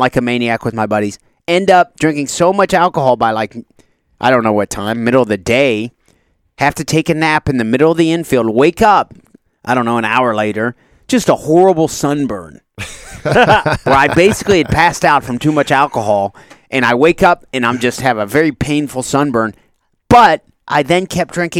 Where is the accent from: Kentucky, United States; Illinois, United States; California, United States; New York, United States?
Kentucky, United States; La Grange; I grew up in LaGrange